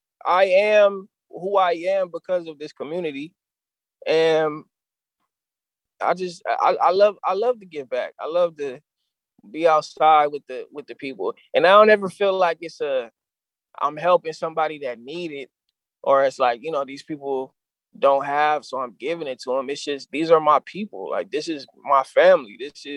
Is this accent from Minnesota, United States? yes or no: no; San Diego, California, United States; I've just always talked about my experiences in San Diego, growing up in San Diego